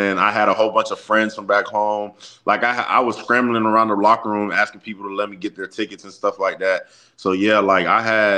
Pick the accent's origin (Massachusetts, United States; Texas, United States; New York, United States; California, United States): Texas, United States; Austin; moved away as an adult; now in Gainesville, United States; I'm from Austin, like the campus is like 15 minutes away from my house